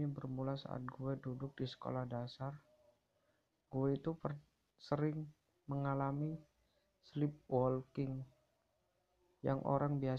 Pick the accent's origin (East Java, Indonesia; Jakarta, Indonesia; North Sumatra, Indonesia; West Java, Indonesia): East Java, Indonesia; Gresik; Gue berasal dari Gersik.